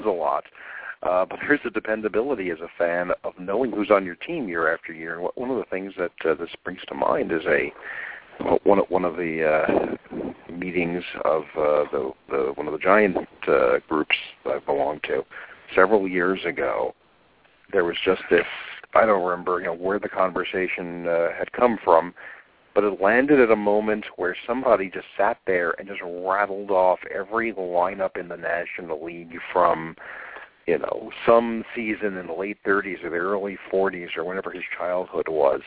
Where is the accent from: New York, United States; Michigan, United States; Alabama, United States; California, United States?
New York, United States; growing up in New York